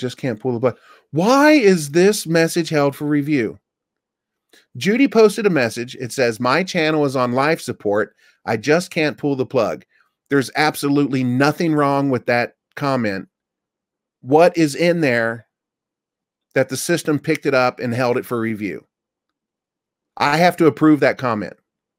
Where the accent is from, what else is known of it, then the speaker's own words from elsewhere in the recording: Japan; Hi, I'm from Japan, blah, blah, blah, blah, blah, blah.